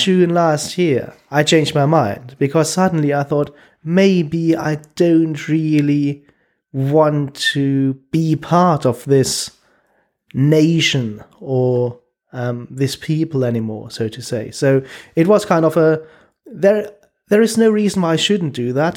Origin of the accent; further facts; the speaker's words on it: Germany; moved away as an adult; also born or lived in Stockholm, Sweden; now in London, United Kingdom; I was born in Germany